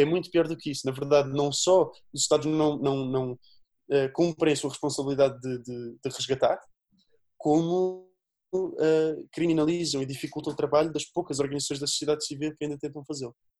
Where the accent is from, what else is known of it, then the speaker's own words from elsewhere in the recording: Azambuja, Lisbon, Portugal; sou da Zambuja